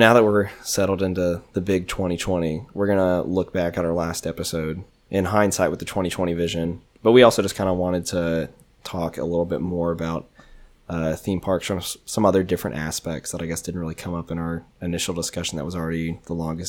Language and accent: English; Georgia, United States; moved away; also born or lived in Tennessee; I grew up in Georgia, so there's Six Flags Over Georgia there